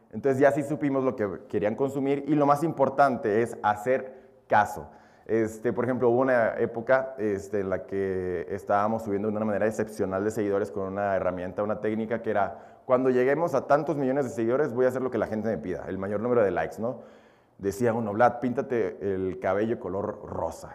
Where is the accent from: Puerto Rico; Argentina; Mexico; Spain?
Mexico; also born or lived in Belarus; yo nací nada más allá, yo llegué a México a los dos años.